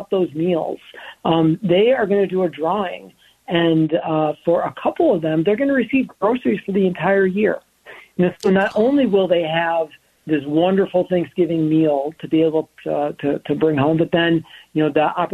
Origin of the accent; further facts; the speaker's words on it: Minnesota, United States; being a Minnesotan